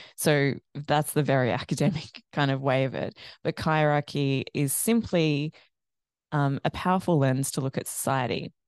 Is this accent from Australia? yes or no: yes; Australia; also born or lived in Ireland; growing up in Australia